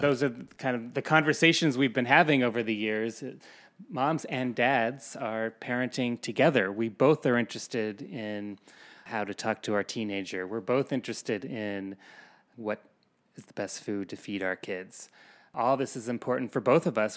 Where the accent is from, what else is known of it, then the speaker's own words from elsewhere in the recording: Colorado, United States; now in New York City, United States; I grew up in Colorado, and I have no family here